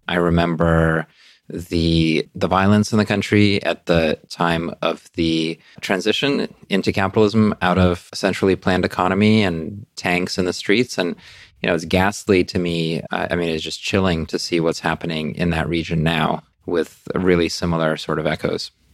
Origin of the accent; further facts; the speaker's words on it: New York City, New York, United States; moved away as an adult; also born or lived in Russia / Brooklyn / Queens; now in London, United Kingdom; I grew up in, um, in New York City